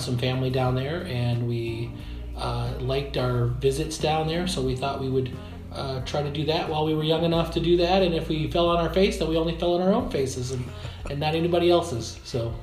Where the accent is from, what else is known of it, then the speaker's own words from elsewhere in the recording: Dubuque, Iowa, United States; also born or lived in Arizona; I'm originally from Dubuque, Iowa. Um, I grew up in Dubuque